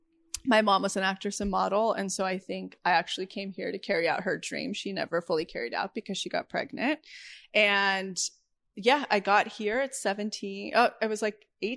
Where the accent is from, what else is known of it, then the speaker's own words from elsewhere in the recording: right outside of Yosemite, California, United States; moved away; I grew up right outside of Yosemite on a ranch with my cowboy 18-year-old dad